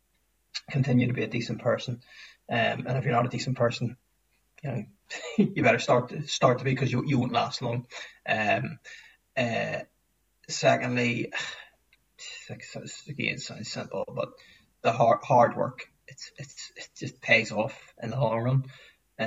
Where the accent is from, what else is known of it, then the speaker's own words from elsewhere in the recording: Belfast, Northern Ireland, United Kingdom; moved away as an adult; I grew up in Belfast